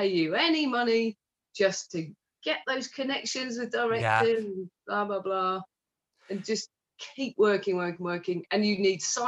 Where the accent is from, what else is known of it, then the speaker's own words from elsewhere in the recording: Stratford-upon-Avon, West Midlands, United Kingdom; my hometown in Stratford